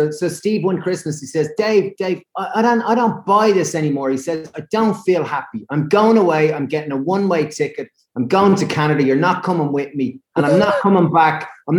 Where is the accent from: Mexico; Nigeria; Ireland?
Ireland; being Irish